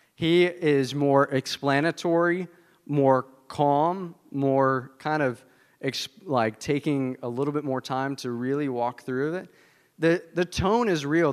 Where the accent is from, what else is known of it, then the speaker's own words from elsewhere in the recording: the South, United States; I'm from the South